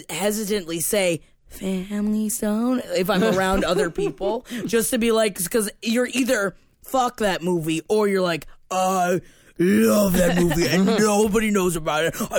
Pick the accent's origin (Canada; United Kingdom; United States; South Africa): United Kingdom; I don't know why we eat fish on Christmas. Maybe it's because we are British.